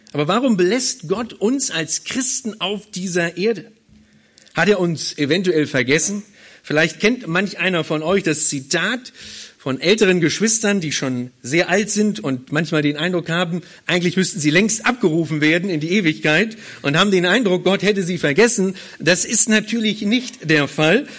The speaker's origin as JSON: {"language": "German", "region": "Berlin", "country": "Germany", "moved": "as an adult", "lives_now": "Hannover, Germany", "said": "Ich komme ursprünglich nicht aus Hildesheim, sondern ich komme ursprünglich aus Berlin"}